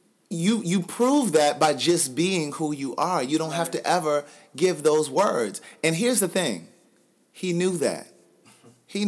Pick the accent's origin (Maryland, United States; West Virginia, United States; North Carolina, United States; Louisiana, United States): Maryland, United States; moved away as an adult; also born or lived in Atlanta, Georgia / Los Angeles, California; I'm from Maryland, so I've partied in Maryland and D.C.